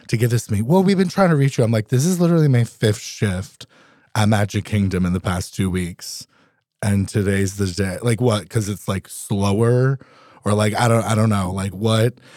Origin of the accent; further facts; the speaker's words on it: Vermont, United States; also born or lived in Philadelphia / New Orleans; now in Alaska, United States; I was born and raised in Vermont